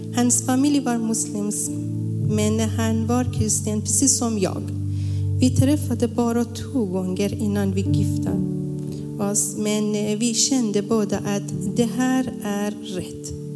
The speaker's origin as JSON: {"language": "Swedish", "country": "Iran", "moved": "as an adult", "lives_now": "Sweden", "said": "Jag älskar mitt hemland. Jag saknar Iran."}